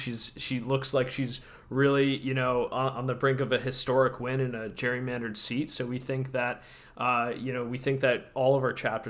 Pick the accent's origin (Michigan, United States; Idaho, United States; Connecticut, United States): Connecticut, United States; In my home state of Connecticut